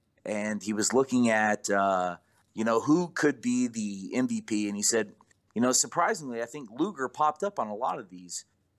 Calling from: Georgia, United States

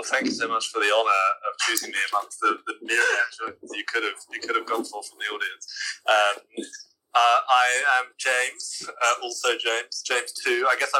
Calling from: Juba, South Sudan; I'm calling from within my mosquito net in Juba, South Sudan.

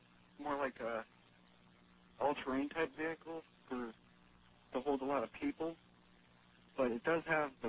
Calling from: Indiana, United States; I'm calling from Indiana.

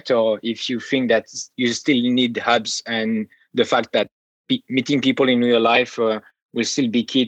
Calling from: San Francisco, California, United States; And I'm talking from San Francisco.

